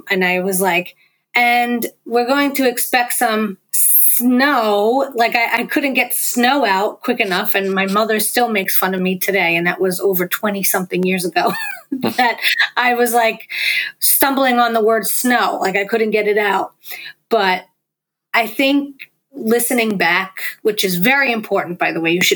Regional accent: New York, United States; accent: New York; my father's from Brooklyn, my mother's from Queens. Like, this is what I grew up on.

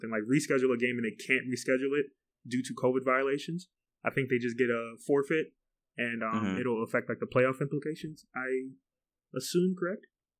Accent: United States; I'm afraid of losing my rights as an American.

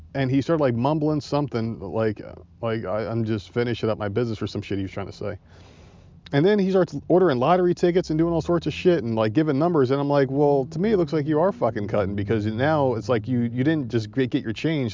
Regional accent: Northeast, United States; moved away; I'm from the Northeast

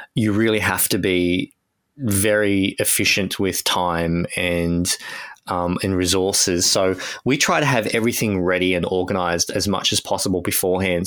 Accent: Australia; as an Australian

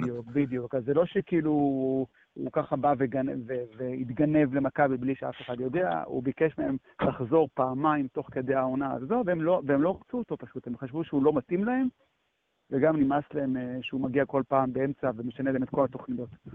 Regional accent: Jerusalem, Jerusalem District, Israel; אני כירושלמי

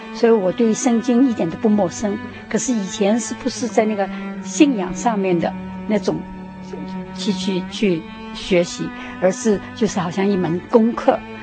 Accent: Shanghai, China; moved away as an adult; also born or lived in Hong Kong; now in United States; 我是在香港出生， 然后在上海长大，然后到那个，在上海念完大学以后呢，那个时候就是九四九年大陆解放了，那我就回到香港，住了，待了十年，然后到美国来，移民到美国来

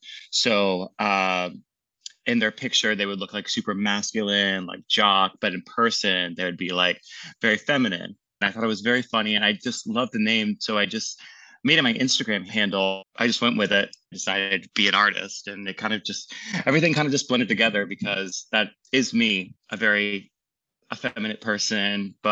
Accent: Annapolis, Maryland, United States; I'm from Annapolis, Maryland. My dad is in the Navy, so he moves around a lot, but Annapolis, Maryland has the Naval Academy, so that was always kind of like home base and where we'd always end up.

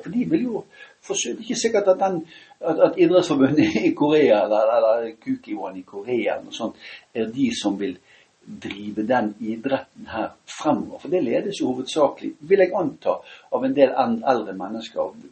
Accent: Bergen, Vestland, Norway; jeg kommer fra Åsane

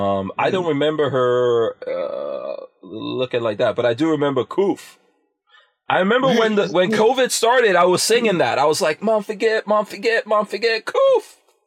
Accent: Guyana; moved away; what used to be known as British Guyana, which is just Guyana. That's where I was born. Yeah. My parents were born British citizens

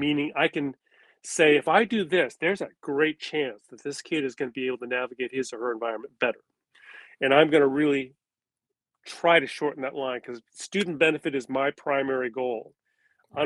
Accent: California, United States; as a Japanese American, I am a third generation, which means I was born in California, as were my parents

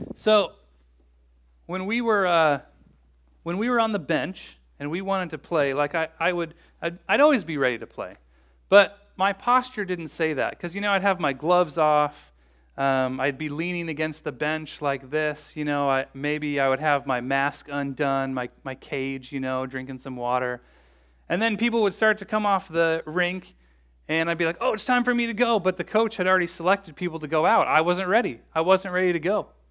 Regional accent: Bloomington, United States; I grew up in Bloomington

